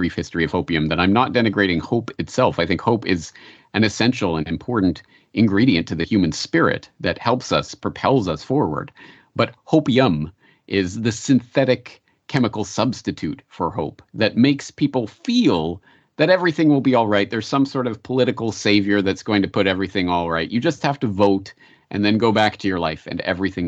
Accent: Canada; now in Japan; I'm a Canadian living in Japan

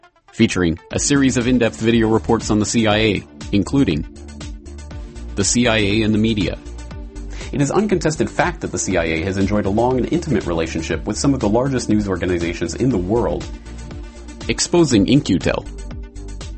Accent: Calgary, Alberta, Canada; my hometown of Calgary, Canada

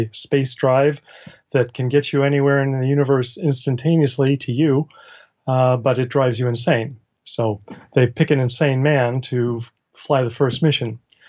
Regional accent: California, United States; born there; Okay, well, I was born in Northern California, around the San Francisco area.

